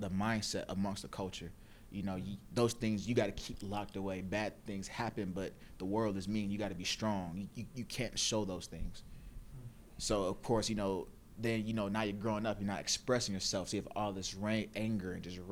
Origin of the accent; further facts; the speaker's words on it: Stone Mountain, Georgia, United States; also born or lived in Gwinnett County, Georgia; I grew up in Stone Mountain on Memorial Drive, went to elementary school out there. My parents, the area where we stayed in wasn't like the best of areas. So my parents, we moved out to Gwinnett County at the time